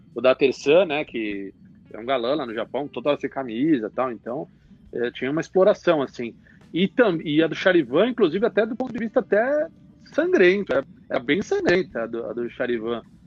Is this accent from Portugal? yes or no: no; São Paulo, Brazil; Todos, todos aqui somos de São Paulo